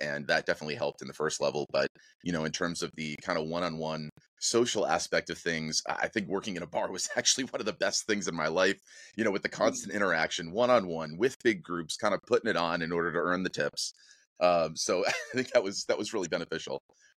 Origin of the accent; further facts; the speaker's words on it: New Hampshire, United States; moved away as an adult; also born or lived in New Jersey / Richmond, Virginia; now in Los Angeles, United States; I was born in Jersey. I grew up there for a little while and then moved up to Southern New Hampshire, followed by Central New Hampshire, went to high school, went to college in Richmond, Virginia